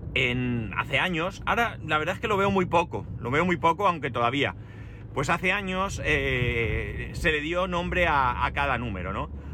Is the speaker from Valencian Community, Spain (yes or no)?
yes; Alicante, Valencian Community, Spain; De Alicante